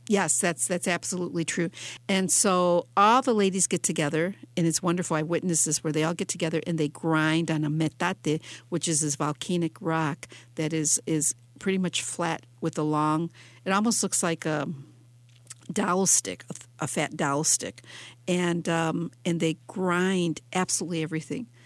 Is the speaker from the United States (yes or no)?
yes; Detroit, Michigan, United States; here in my hometown in Detroit